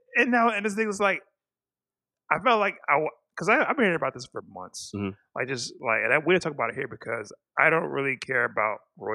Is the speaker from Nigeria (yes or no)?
yes; Nigeria; I come from Nigeria where everyone is black